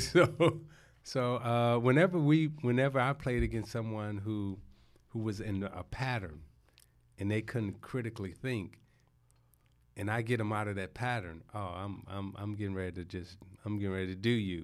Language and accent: English; Chicago, Illinois, United States; moved away as an adult; also born or lived in Detroit; I was born in Chicago. My teenage years, I say, is Chicago.